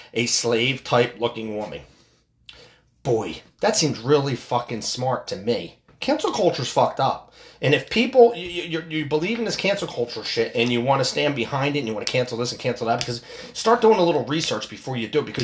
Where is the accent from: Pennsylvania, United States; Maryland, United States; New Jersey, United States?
Pennsylvania, United States; Philadelphia; I am from the Philadelphia area